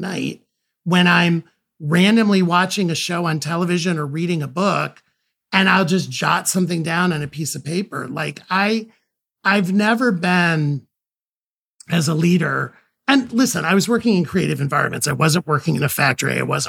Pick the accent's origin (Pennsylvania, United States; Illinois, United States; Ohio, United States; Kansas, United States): Ohio, United States; I grew up in a very union household in, you know, but I grew up in Ohio.